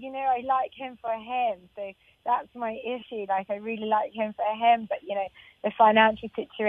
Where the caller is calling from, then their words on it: London, United Kingdom; I'm calling from London in England